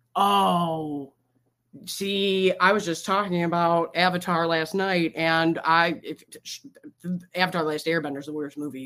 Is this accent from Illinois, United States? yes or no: no; Michigan, United States; I'm from Michigan.